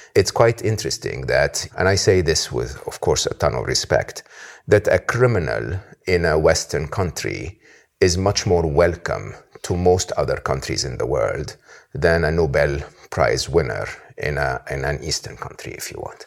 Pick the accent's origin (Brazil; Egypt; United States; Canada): Egypt; someone like me, born and raised in Egypt